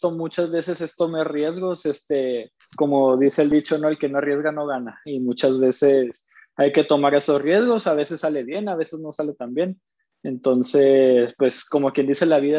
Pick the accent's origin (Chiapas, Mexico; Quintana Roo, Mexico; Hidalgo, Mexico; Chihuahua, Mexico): Chihuahua, Mexico; also born or lived in Tlaxcala; yo nací en Tlaxcala. Este, a los 20 días, mis, bueno, mi familia es de Chihuahua, a los 20 días de nacido vienen a registrarme aquí a, aquí a Chihuahua, que es donde vivo actualmente.